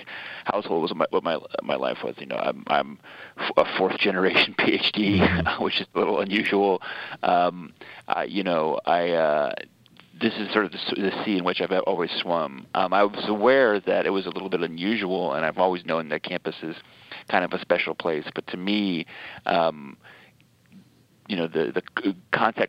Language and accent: English; Middletown, Connecticut, United States; moved away as an adult; also born or lived in Rhode Island / Indiana; now in New York City, United States; I grew up quite literally on Wesleyan University's campus, where my father was a theater professor